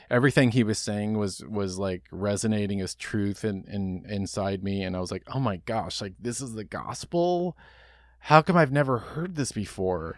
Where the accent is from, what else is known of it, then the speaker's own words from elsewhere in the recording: Dallas, Texas, United States; I grew up in Dallas, Texas